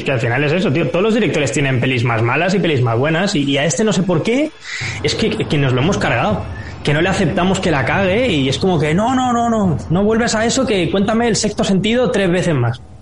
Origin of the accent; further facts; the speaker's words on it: Barcelona, Catalonia, Spain; aquí en Barcelona, de donde soy yo